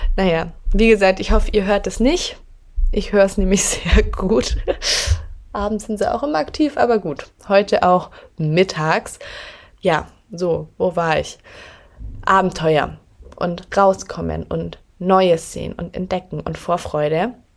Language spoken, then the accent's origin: German; near Augsburg, Bavaria, Germany; moved away as an adult; now in Berlin, Germany; ich komme ja ursprünglich aus Bayern, aus der Nähe von Augsburg und bin dann knapp vor zwei Jahren nach Berlin gezogen.